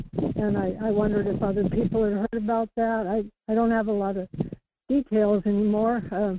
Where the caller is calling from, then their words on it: Kodiak, Alaska, United States; It's … calling from Kodiak.